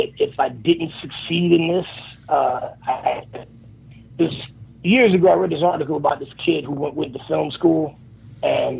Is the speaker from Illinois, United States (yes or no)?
no; Miami, Florida, United States; I grew up in Miami, so I was always watching Gordon Solie and Florida Championship Wrestling.